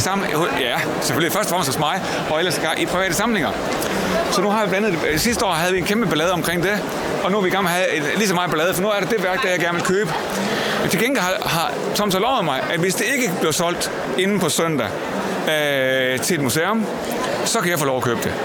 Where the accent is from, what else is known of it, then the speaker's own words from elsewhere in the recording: Jutland, Denmark; jeg er fra Jylland